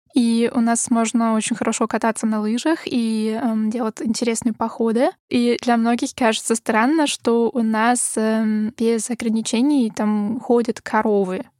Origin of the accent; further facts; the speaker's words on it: Graz, Styria, Austria; Russian is a second language; moved away; я из Краца, ну, этот город, э, это второй по величине в Австрии